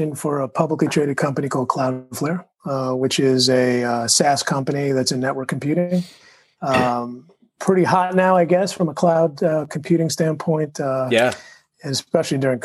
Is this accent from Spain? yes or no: no; New York City, New York, United States; I was born in Brooklyn.